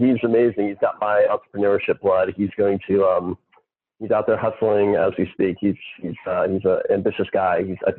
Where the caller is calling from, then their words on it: Texas, United States; I'm coming from Texas, so don't tell anyone I'm coming. It's pretty much a mess down here right now.